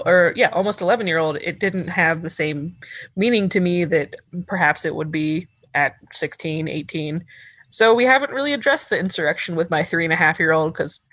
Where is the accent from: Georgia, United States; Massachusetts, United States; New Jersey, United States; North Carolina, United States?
Georgia, United States; I grew up in Georgia, so it was very, very far away for me.